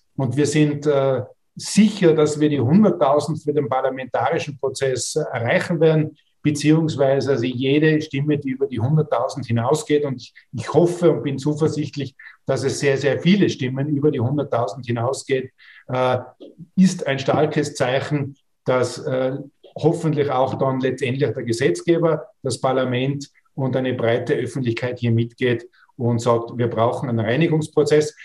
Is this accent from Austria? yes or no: yes; Austria; als Österreicher und Österreicherinnen